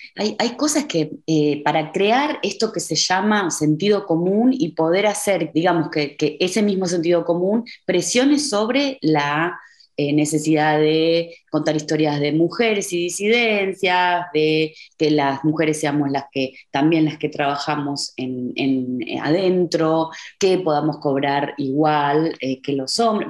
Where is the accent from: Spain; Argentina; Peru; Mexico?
Argentina; moved away as an adult; now in Berlin, Germany; como argentina